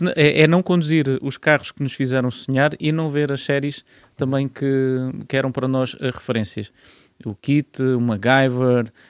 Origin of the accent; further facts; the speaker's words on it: Marateca, Alentejo, Portugal; moved away as an adult; also born or lived in Grândola; now in Lisbon, Portugal; eu nasci em Grândola, Cresci em grande Lote aos 8 anos e depois mudei-me para a zona ali da Marateca, Conselho de Vendas Novas.